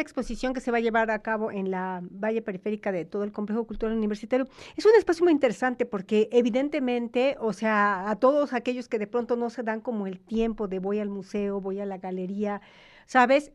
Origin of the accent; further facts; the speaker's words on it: Mexico; como sociedad mexicana